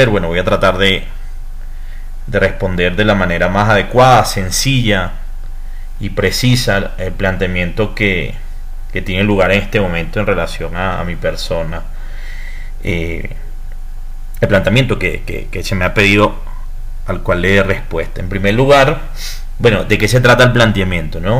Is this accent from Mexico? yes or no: no; Venezuela; soy ingeniero electrónico, soy venezolano, soy consultor internacional